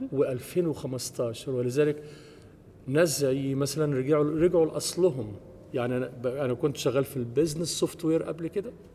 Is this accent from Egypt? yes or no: yes; Egypt; moved away as an adult; also born or lived in United States; now in Germany; أنا مصري ومقيم في ألمانيا وأمريكا من حوالي اعتقد 30 سنه